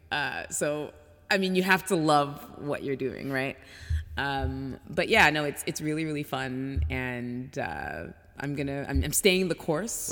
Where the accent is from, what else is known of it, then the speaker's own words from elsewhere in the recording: Toronto, Ontario, Canada; moved away as an adult; also born or lived in France / Mexico / Hong Kong / England; now in United States; I grew up in Toronto.